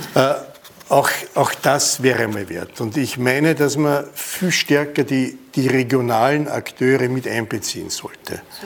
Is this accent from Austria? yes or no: yes; Innviertel, Upper Austria, Austria; moved away; Ich bin im Innviertel geboren und habe eine Grenze erlebt. Und wenn ich in der Schule beim, beim Fenster rausgeschaut habe, war Bayern.